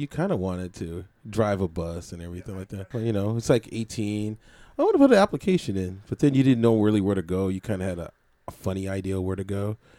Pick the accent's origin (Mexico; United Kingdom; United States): United States; San Francisco, California; They called it the Fillmore, but it really wasn't. I was born in Broderick and Hayes, right by the Panhandle.